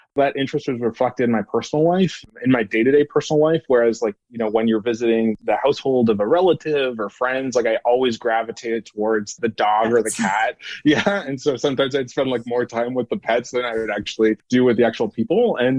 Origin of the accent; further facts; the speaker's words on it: Ottawa, Ontario, Canada; now in United States; So I'm originally from Ottawa, Ontario, Canada. I like to think that my oot and the boots have kind of blended into the background. They're not as apparent. I've been in the States for 8 years.